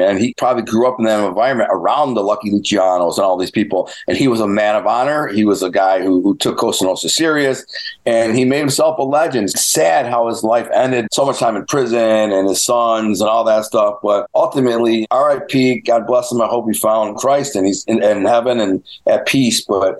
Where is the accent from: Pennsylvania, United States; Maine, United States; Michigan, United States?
Michigan, United States; Detroit; growing up around the Detroit Mafia